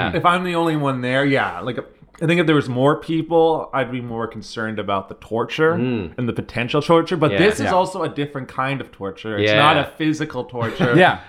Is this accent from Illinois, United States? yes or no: no; Tawas, Michigan, United States; I remember when Tim Hortons came to like the town I grew up in. I grew up in Tawas, and I remember when that came to town.